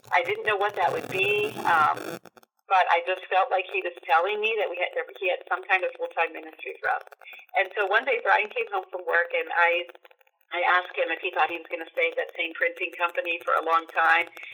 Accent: Duncansville, Pennsylvania, United States; I grew up in Pennsylvania in a small town called Duncansville

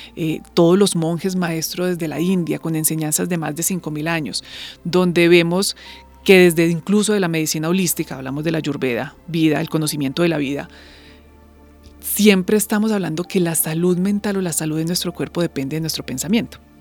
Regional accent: Colombia

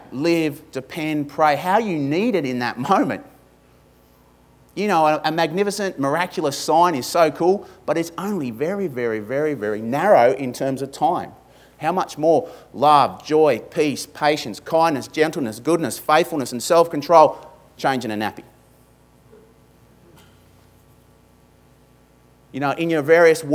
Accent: Australia; accent: ocker; my ochre accent

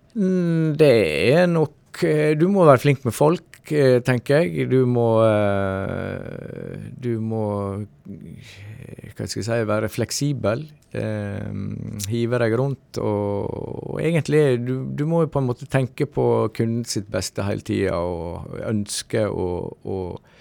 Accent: Stryn, Vestland, Norway; also born or lived in Oslo / Elverum / Sogndal / Iceland; da flytta jeg hjem igjen til Stryn

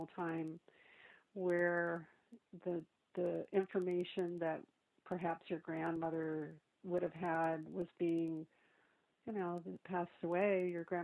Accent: Lansing, Michigan, United States; moved away as an adult; also born or lived in Princeton, New Jersey; I grew up in a city, from Michigan, in Lansing

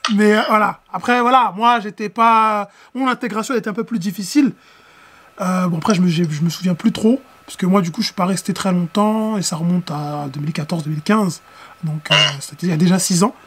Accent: France; nous, Français, parce que voilà, on est Français, hein, nous, Français

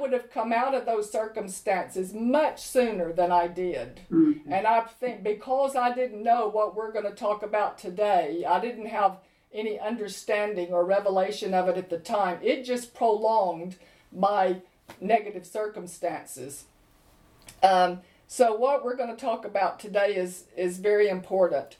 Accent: United States; moved away as an adult; now in London, United Kingdom; I grew up in America not lacking for anything

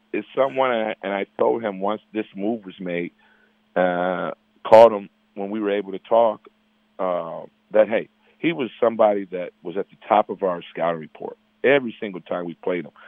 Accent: Chicago, Illinois, United States; I'm from Chicago

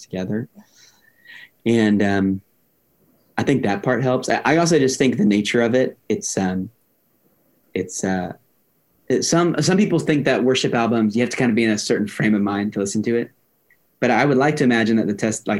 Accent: Miami, Florida, United States; also born or lived in Lakeland, Florida; I'm from Miami. Like, I'm a Latino kid from Miami

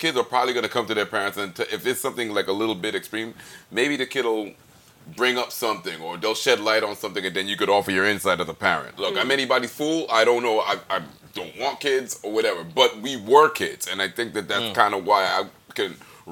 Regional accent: New York, United States; me growing up in New York

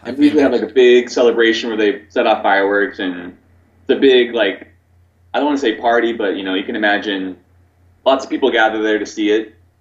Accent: Oregon, United States; first language English; moved away as an adult; also born or lived in Korea; now in Taiwan; I'm from America originally. I'm from Oregon, which is on the west coast.

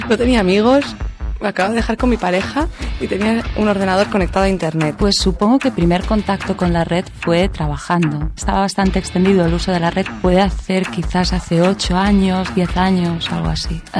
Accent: Andalusia, Spain; now in Catalonia, Spain; eh, soy de origen andaluz, aunque hace ya muchos años que vivo aquí en Cataluña.

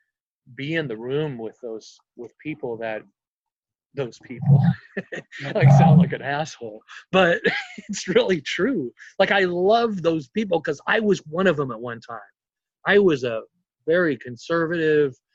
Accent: Seattle, Washington, United States; I'm from Seattle

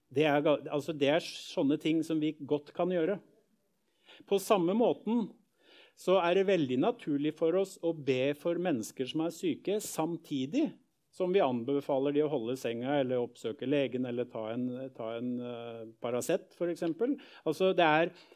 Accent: Skien, Telemark, Norway; oppvekst i Misjonskirken hjemme i Gjerpen i Skien

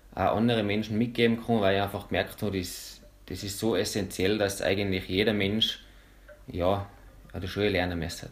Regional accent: Bramberg am Wildkogel, Salzburg, Austria; ich komme von Bramberg, bin jetzt 29

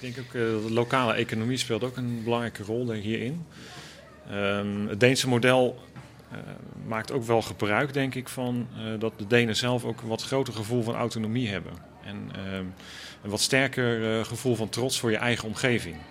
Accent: Randstad, Netherlands; ik ben opgegroeid in de Randstad

